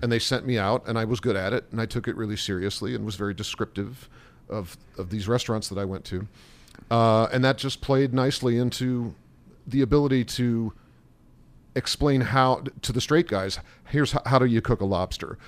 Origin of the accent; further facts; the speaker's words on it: Indianapolis, Indiana, United States; also born or lived in Columbus, Ohio / Chicago; now in New York, United States; I grew up in Columbus, Ohio, in Indianapolis, Indiana